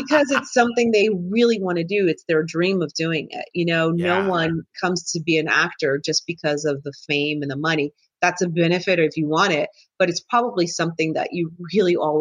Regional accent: New Jersey, United States; I'm from New Jersey

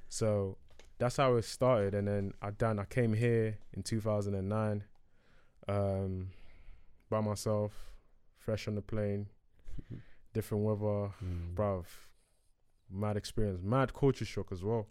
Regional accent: Ghana; moved away; I was born in Ghana

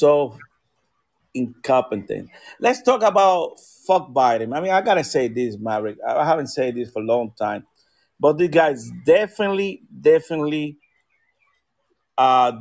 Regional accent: United States; I'm a freaking American.

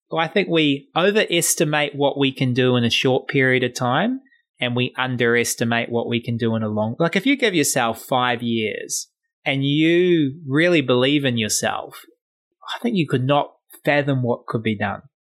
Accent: New Zealand; I'm from New Zealand

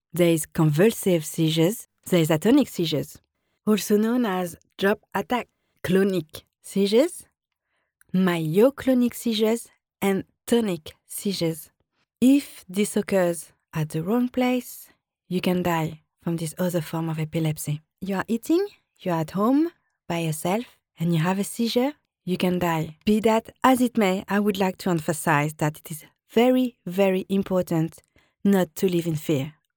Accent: France; accent: French; English is a second language; now in London, United Kingdom; I'm always in contact with friends and family in France

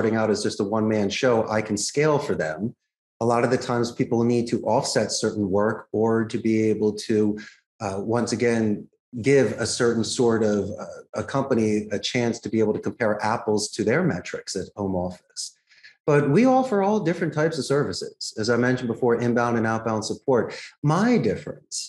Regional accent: Philadelphia, Pennsylvania, United States; now in Costa Rica; I grew up in Philadelphia

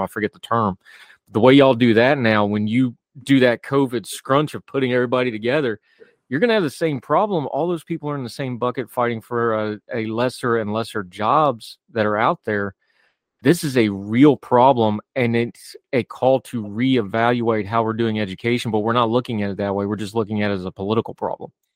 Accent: West Virginia, United States; my home state of West Virginia

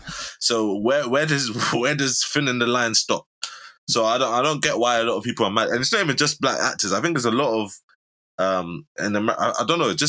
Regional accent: England, United Kingdom; because we're from England.

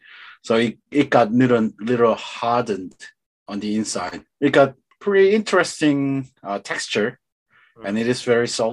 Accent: Daegu, South Korea; I'm from Daegu. It's the down south.

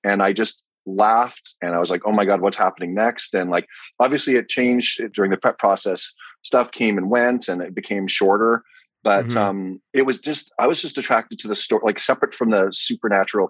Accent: Vancouver, British Columbia, Canada; my hometown, Vancouver

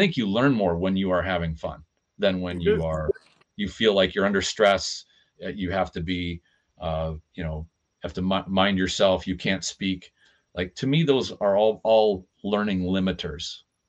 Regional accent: United States; I'm an American.

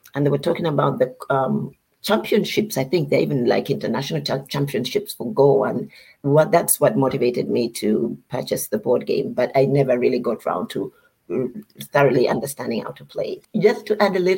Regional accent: Uganda; moved away as an adult; now in United States; I am from Uganda, and I've lived in the US for most of my adult life

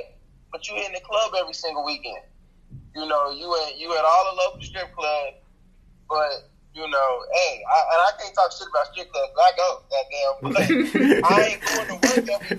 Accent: Chicago, Illinois, United States; moved away; I'm originally from Chicago

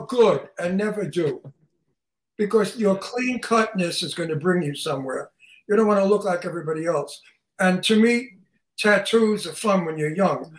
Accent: Long Island, New York, United States; I'm from Long Island, New York. And if you saw the movie Jaws, it was mm-hmm. photographed where I come from

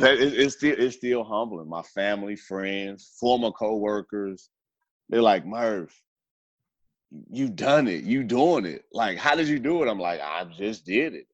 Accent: Gary, Indiana, United States; now in Houston, United States; I grew up in the Midwest, Gary, Indiana

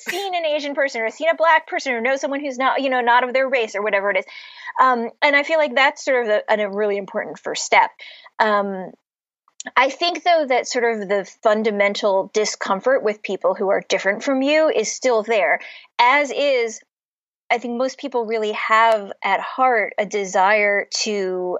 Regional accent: Cleveland, Ohio, United States; also born or lived in Pittsburgh, Pennsylvania; now in Boston, United States; I grew up in Cleveland which is right on Lake Erie. Um, I was born in Pittsburgh

